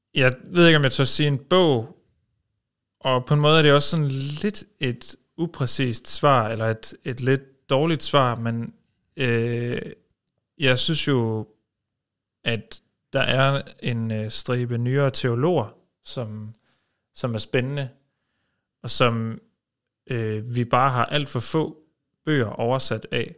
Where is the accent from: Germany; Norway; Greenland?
Norway; now in Denmark; jeg er født i Norge